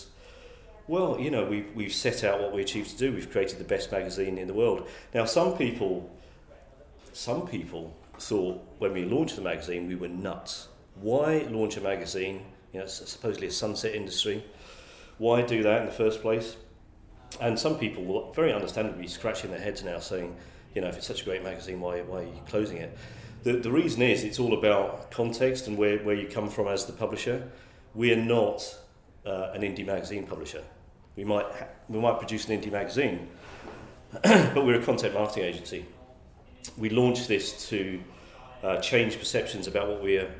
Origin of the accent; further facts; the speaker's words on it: Essex, East of England, United Kingdom; also born or lived in Scotland; I grew up in Essex